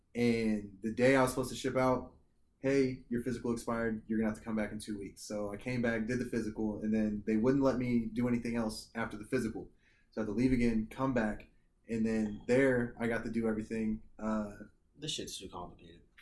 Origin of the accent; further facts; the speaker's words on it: Boonville, Missouri, United States; moved away; there was a National Guard inf- infantry unit in my hometown, and so Which is where? in Boonville, Missouri